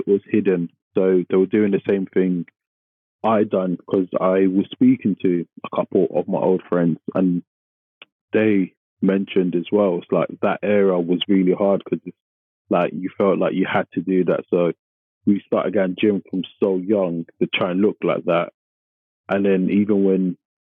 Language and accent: English; London, United Kingdom; I grew up in Tottenham, which is not the most affluent area